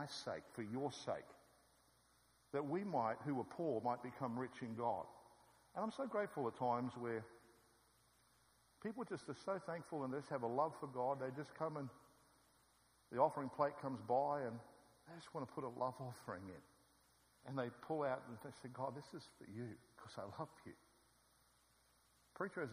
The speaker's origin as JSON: {"language": "English", "country": "Australia", "said": "I'm come from Australia"}